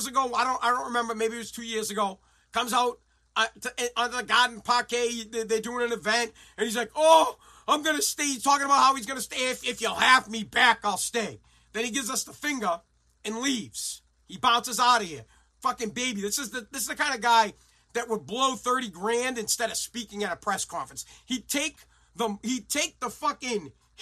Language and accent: English; Woburn, Massachusetts, United States; now in Revere, United States; I'm from Woburn